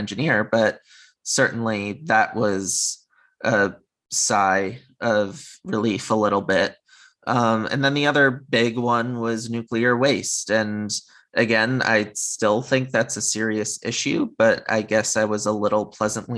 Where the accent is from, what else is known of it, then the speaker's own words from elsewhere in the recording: Connecticut, United States; moved away as an adult; now in California, United States; growing up in Connecticut, having been on the East Coast of the US for most of my life, now I'm in California